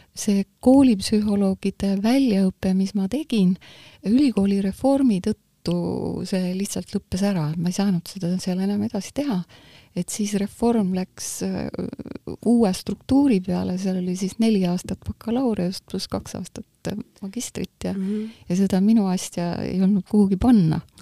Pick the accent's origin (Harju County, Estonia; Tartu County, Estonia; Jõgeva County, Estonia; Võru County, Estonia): Harju County, Estonia; Tallinn; also born or lived in Muhu; Muhust ma olen pärit küll, aga ma olen tegelikult Tallinnas üles kasvanud. et ma olin kaks ja pool